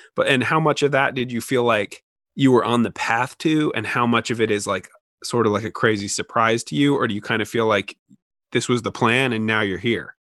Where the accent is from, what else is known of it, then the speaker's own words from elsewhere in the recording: Oregon, United States; now in Washington, United States; being from Oregon